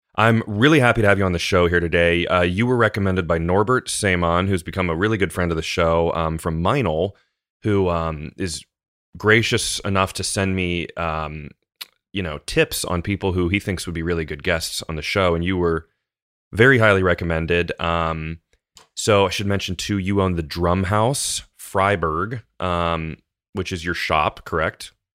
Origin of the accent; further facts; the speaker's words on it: United States; as an American